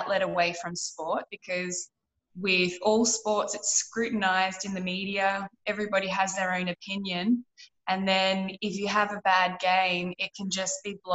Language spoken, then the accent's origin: English; Echuca, Victoria, Australia; moved away as an adult; also born or lived in Queensland; I grew up in a small country town called Echuca